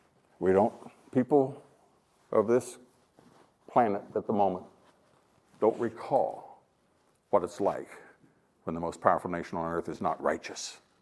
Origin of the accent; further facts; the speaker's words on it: Ohio, United States; I'm from Ohio.